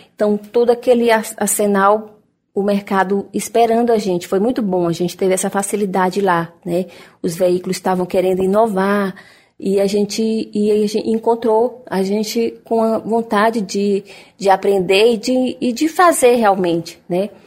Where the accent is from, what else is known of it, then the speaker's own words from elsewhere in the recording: Teresina, Piauí, Brazil; moved away as an adult; now in Palmas, Brazil; Sou de Teresina